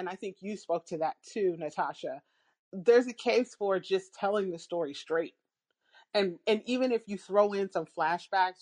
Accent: United States; as an American

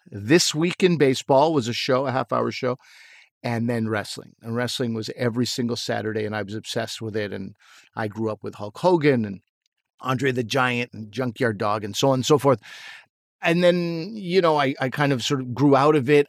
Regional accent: Pakistan; moved away; I'm still a Pakistani, and I have, you know, been there

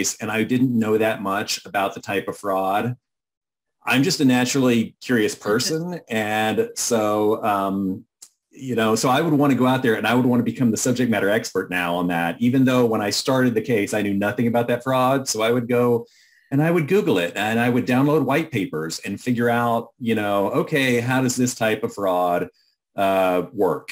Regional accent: Austin, Texas, United States; I'm from Texas. I came home to Austin

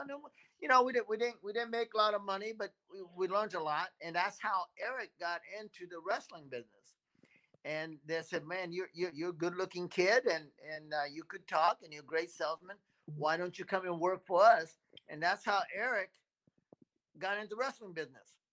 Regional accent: Japan; I was born in Japan, so my my Japanese are uh, certainly um, um, helpful

